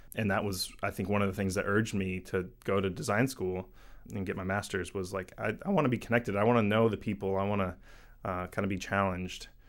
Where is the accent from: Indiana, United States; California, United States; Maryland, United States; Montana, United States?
Indiana, United States; moved away as an adult; also born or lived in St. Louis / Western Massachusetts / Boston / Seattle; I grew up in Indiana and, you know, like, a medium-sized city.